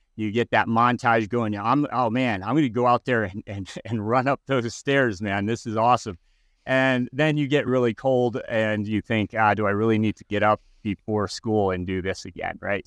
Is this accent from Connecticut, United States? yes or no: yes; Connecticut, United States; I was growing up in Connecticut